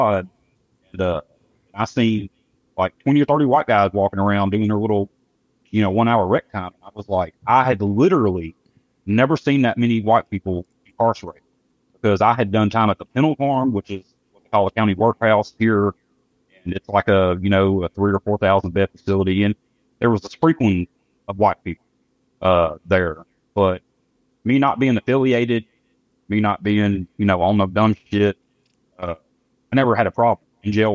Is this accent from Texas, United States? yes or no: no; Memphis, Tennessee, United States; I grew up here in Memphis